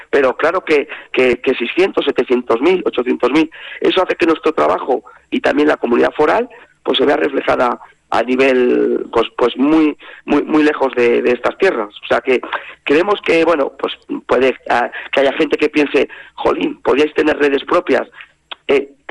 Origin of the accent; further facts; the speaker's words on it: Castile, Spain; now in Navarre, Spain; incluso como en mi caso, que venimos de Castilla, ya es nuestra tierra, nuestros hijos han nacido aquí, han podido disfrutar y la verdad es que vivimos eh, tan a gusto y nos sentimos tan navarros que no tenemos la intención de irnos.